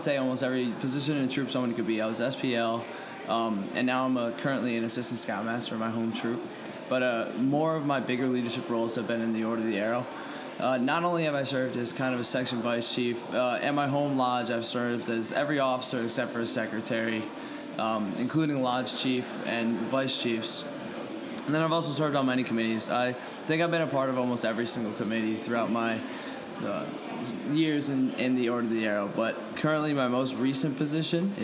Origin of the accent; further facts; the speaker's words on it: South Brunswick, New Jersey, United States; my hometown, I come from South Brunswick, New Jersey